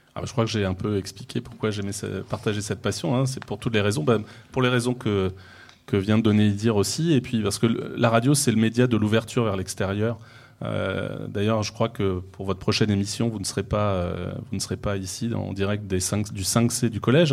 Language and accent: French; Finistère, Brittany, France; moved away; je suis originaire du Finistère